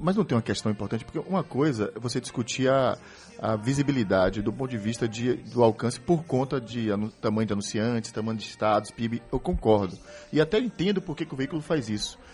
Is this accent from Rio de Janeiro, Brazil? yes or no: yes; Rio de Janeiro, Brazil; eu que venho do Rio de Janeiro